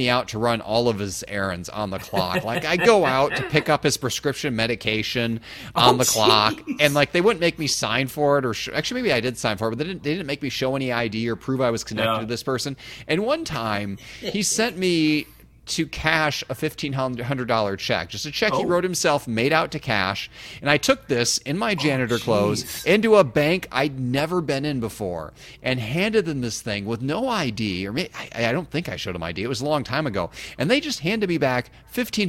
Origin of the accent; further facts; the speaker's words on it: Illinois, United States; moved away as an adult; now in Indiana, United States; I grew up in Illinois